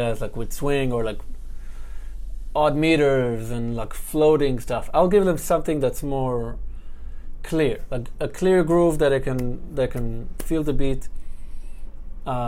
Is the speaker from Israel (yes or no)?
yes; Ra'anana, Central District, Israel; moved away as an adult; now in New York City, United States; Close to Tel Aviv, in a city called Ra'anana